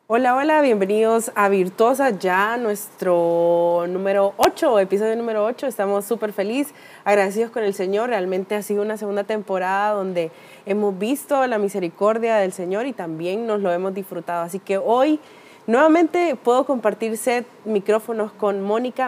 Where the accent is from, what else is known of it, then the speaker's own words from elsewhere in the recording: Honduras; como hondureña o latinoamericana